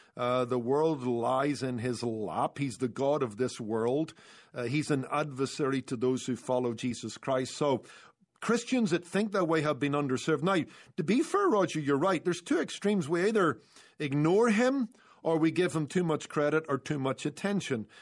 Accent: Northern Ireland, United Kingdom; moved away; I grew up in Northern Ireland

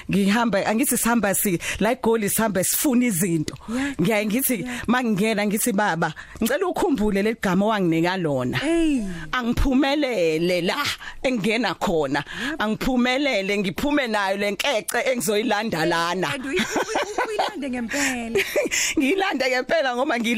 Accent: Durban, KwaZulu-Natal, South Africa; also born or lived in Empangeni / Umlazi; ngizalelwe eThekwini em ngihlala emlazi

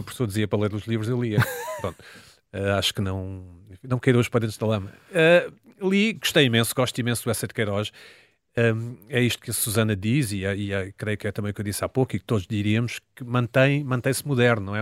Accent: Portugal; somos portugueses que estão em Portugal em 2023

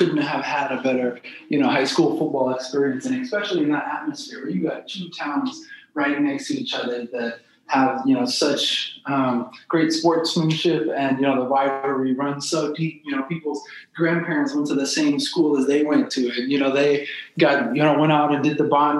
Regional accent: St. Louis, Missouri, United States; I'm a city kid, you know, so I grew up in South St. Louis

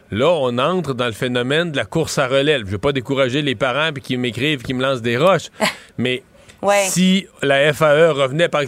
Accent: Quebec, Canada; quand on est québécois

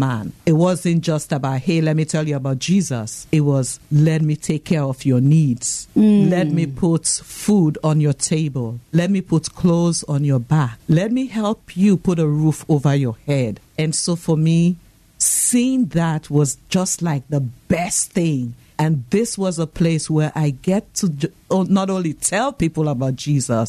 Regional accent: Freetown, Western Area, Sierra Leone; moved away; I know you can tell from my accent that I'm not from around here. I was born and raised in Freetown, Sierra Leone, West Africa.

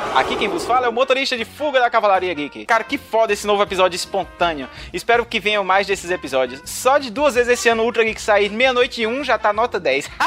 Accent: João Pessoa, Paraíba, Brazil; moved away as an adult; now in Brasília, Brazil; Eu sou mesmo de João Pessoa, Paraíba, só que eu estou morando há. vai completar sete anos aqui em Brasília

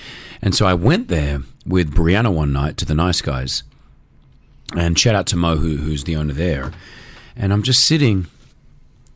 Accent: Australia; moved away; as an Aussie, I was proud

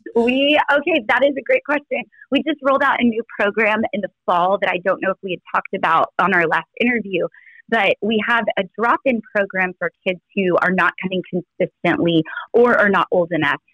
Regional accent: Texas, United States; I'm from Texas

